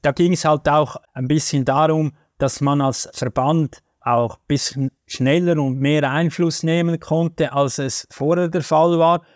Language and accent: German; Switzerland; als Schweizer